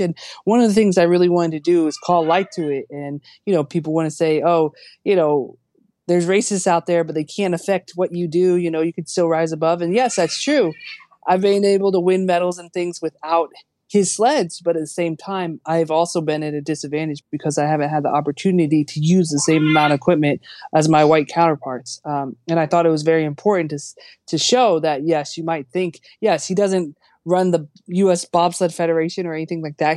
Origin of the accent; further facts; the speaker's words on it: United States; as an American athlete